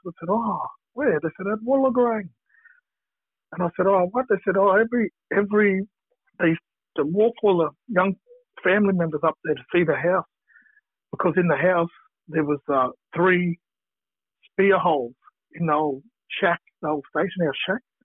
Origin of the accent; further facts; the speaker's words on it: Brisbane, Queensland, Australia; now in Victoria, Australia; I grew up in Brisbane, one of the Brisbane Blacks